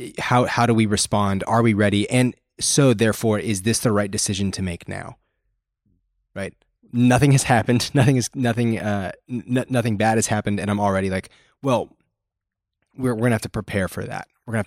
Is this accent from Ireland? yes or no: no; Canada; I am from the Great White North nation of Canada.